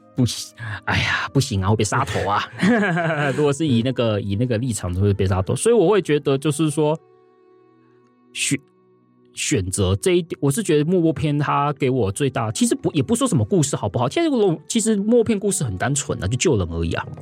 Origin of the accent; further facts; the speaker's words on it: Taiwan; 我们台湾的教育高，都总是会让我们选，教，就是会让我们引导我们会去选一个最佳选择